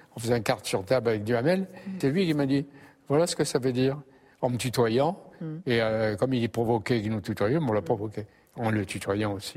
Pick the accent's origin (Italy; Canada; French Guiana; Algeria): Algeria; now in France; je venais d'Algérie à un moment de la guerre d'Algérie